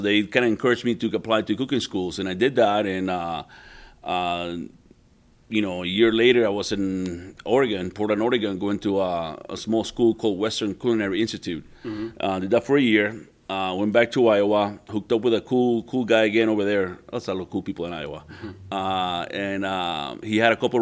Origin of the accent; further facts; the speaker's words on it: Puerto Rico; moved away as an adult; also born or lived in New Orleans; Born and raised in Puerto Rico for my first 18 years.